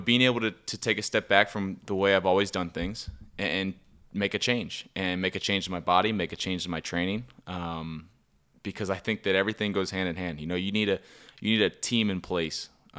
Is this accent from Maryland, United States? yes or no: yes; Baltimore, Maryland, United States; from Baltimore, Maryland.